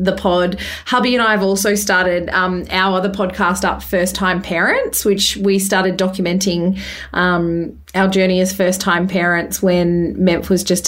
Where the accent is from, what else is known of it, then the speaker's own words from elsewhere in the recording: Bathurst, New South Wales, Australia; now in Perth, Australia; We grew up in Bathurst in New South Wales. I now am in Perth.